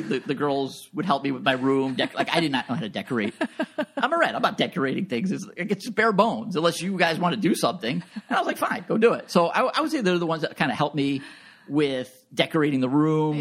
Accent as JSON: {"language": "English", "area": "Long Island", "region": "New York", "country": "United States", "also_born_or_lived": "Buffalo, New York / Orchard Park, New York", "moved": "as an adult", "said": "I'm originally from Long Island, suburb of New York City"}